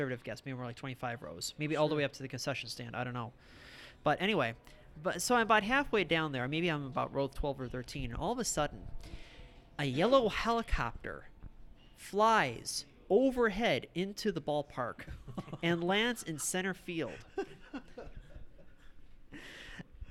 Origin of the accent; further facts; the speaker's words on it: Downers Grove, Illinois, United States; I grew up in Downers Grove